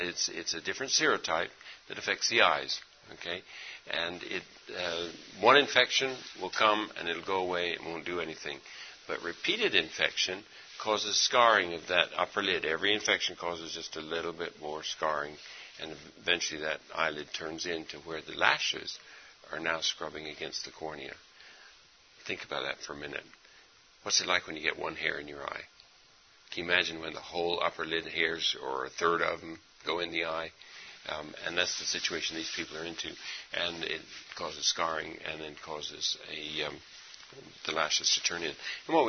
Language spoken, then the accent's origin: English; India; Actually, I've been overseas my whole life. I grew up in India.